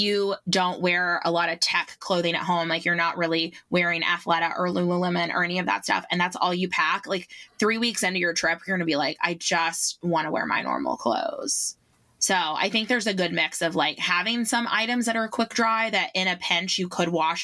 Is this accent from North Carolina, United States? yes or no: yes; Asheville, North Carolina, United States; I'm from Asheville